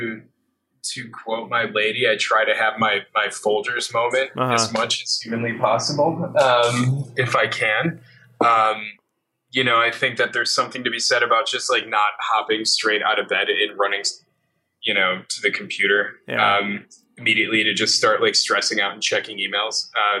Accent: New York, United States; especially being a New Yorker, you take for granted that you should be socializing in certain ways.

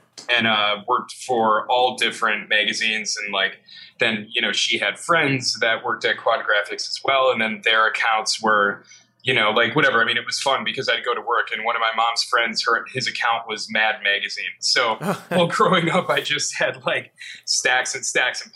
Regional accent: Waukesha, Wisconsin, United States; also born or lived in Milwaukee, Wisconsin / New Berlin, Wisconsin; now in New York, United States; most of my growing up I did was in, out in Waukesha, Wisconsin

